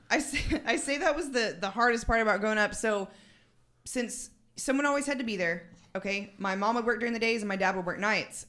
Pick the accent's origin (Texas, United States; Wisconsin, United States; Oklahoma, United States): Texas, United States; San Angelo; moved away as an adult; also born or lived in Germany; now in West Odessa, United States; I am actually from San Angelo, Texas